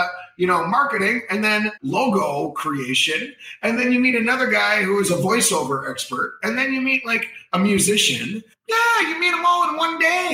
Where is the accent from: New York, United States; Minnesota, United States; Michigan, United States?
Minnesota, United States; Austin; moved away as an adult; now in Vietnam; my hometown of, let's say, Austin, Minnesota